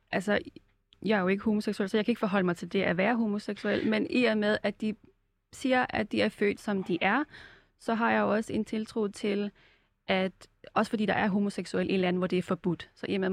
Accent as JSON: {"language": "Danish", "country": "Denmark", "said": "også som dansker, så kommer jeg jo med en holdning til det homoseksuelle miljø på forhånd"}